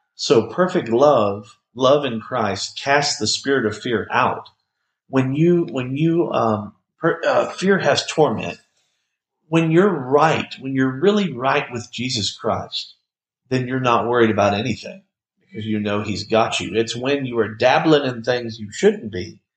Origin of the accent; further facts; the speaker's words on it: Bartlett, United States; Me and several of my friends from my hometown of Bartlett